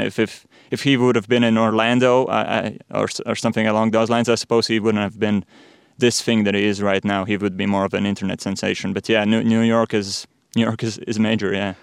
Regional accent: Riga, Latvia; I'm born and raised in Riga

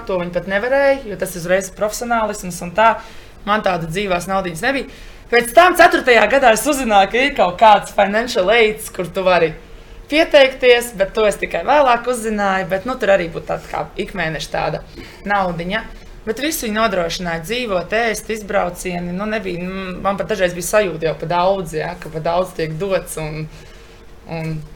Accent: Latvia; moved away as an adult; mums, tieši jauniešiem, kas nāk no Latvijas

